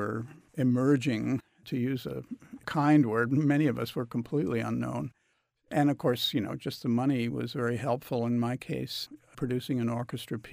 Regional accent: United States; as an American composer

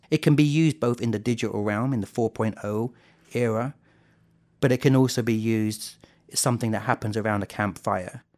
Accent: South England, United Kingdom; now in Jonesborough, United States; I grew up in South England, I was born in nineteen seventy-six.

